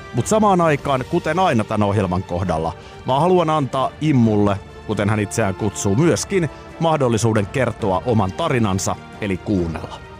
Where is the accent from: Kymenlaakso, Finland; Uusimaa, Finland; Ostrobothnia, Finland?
Uusimaa, Finland; Nurmijärvi; mä oon Nurmijärveltä ja vilkas poika